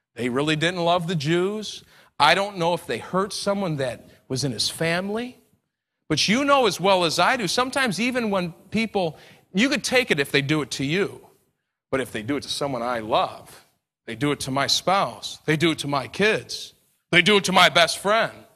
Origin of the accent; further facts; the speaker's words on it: New York, United States; I'm an Italian from New York